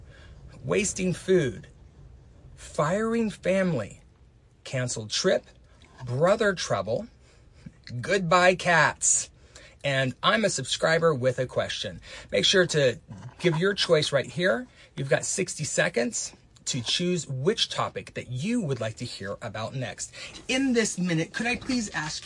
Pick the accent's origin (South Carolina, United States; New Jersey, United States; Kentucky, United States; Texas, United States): Texas, United States; when I grew up in Texas